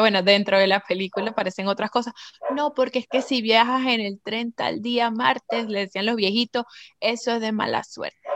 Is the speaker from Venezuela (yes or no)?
yes; Venezuela; moved away; yo me acuerdo en Venezuela, en el colegio, en mi clase de inglés